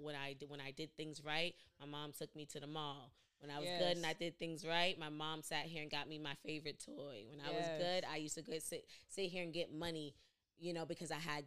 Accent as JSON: {"language": "English", "country": "United States", "said": "I am American, but I was raised by Jamaicans"}